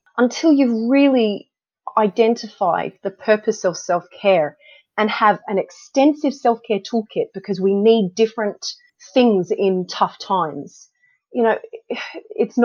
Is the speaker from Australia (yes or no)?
yes; Australia; moved away as an adult; now in United Kingdom; I grew up in Australia. I wanted to go back to Sydney to start a family